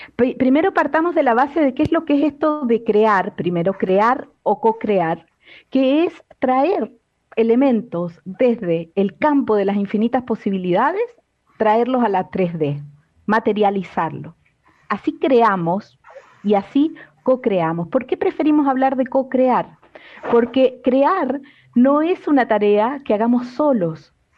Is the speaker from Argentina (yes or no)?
yes; Argentina; me crié en Argentina